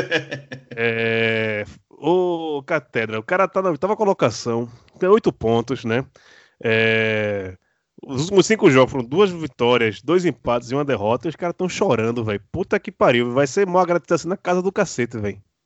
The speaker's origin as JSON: {"language": "Portuguese", "region": "Northeast Region", "country": "Brazil", "accent": "nordestino (Northeastern Brazilian)", "said": "nosso sotaque, né? Sotaque nordestino"}